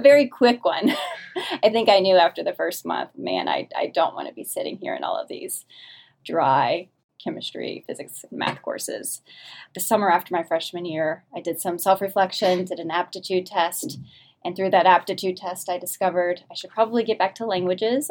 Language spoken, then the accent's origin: English; New Orleans, Louisiana, United States; moved away; I grew up in New Orleans, Louisiana, the deep south